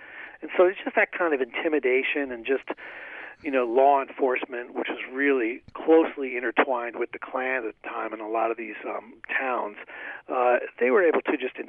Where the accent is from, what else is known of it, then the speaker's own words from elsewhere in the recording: United States; it was disturbing to me as an American that we had really put a population of our society through this kind of terrorism.